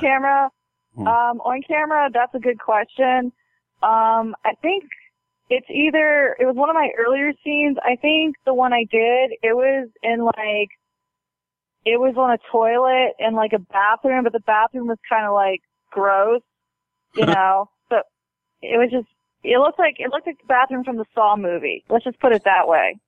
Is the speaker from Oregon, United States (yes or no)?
no; Baltimore, Maryland, United States; moved away; I was born and raised there.